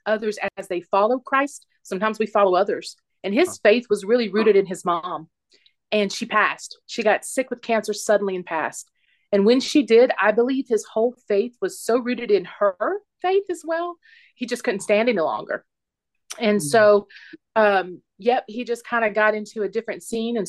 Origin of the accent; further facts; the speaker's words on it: South Carolina, United States; now in Phoenix, United States; I'm from Phoenix, originally South Carolina, but I'm claiming Phoenix as my home.